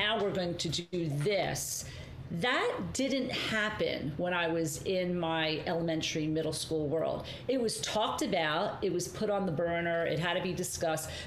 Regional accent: Margate, New Jersey, United States; also born or lived in Atlantic City; growing up in Margate, growing up in these areas, growing up in Atlantic City

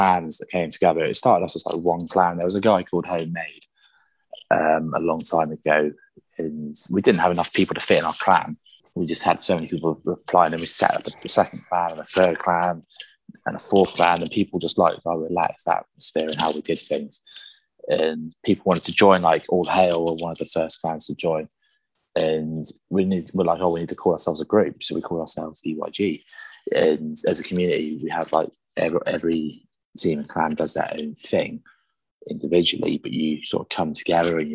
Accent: South West England, United Kingdom; I'm from England in the UK.

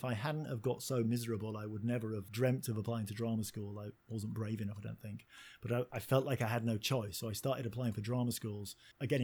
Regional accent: Hull, Yorkshire and the Humber, United Kingdom; I grew up in Yorkshire, which is a town called Hull, a working class town

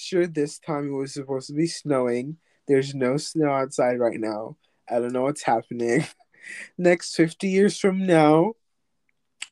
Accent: Jamaica; now in United States; I'm from Jamaica, and Jamaican English is, like, originated from England, so, like, when I say words that are not said in America, it's, like, weird

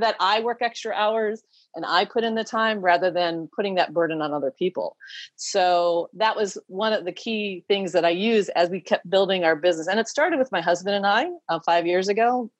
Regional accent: United States; moved away as an adult; I'm also American. I'm a dual citizen now.

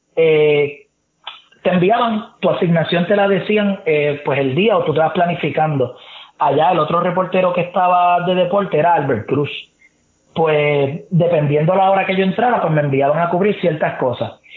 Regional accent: Trujillo Alto, Puerto Rico; also born or lived in Santurce, San Juan; yo vivo viví en Trujillo Alto

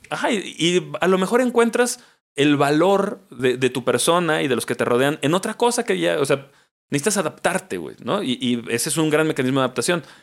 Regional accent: Mexico; como mexicanos

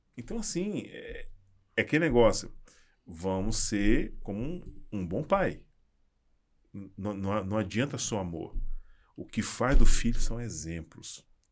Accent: Salvador, Bahia, Brazil; sou baiano

